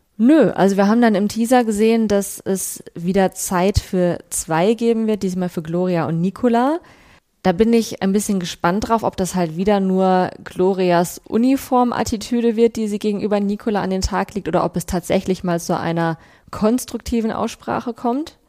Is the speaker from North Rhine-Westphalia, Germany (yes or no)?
yes; Bielefeld, North Rhine-Westphalia, Germany; born or raised there